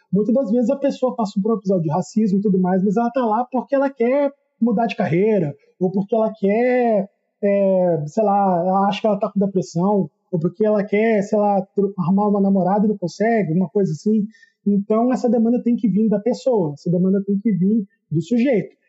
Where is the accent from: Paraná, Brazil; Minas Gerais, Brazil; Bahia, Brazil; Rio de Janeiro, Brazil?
Rio de Janeiro, Brazil; Volta Redonda; Eu sou do interior do estado do Rio, aqui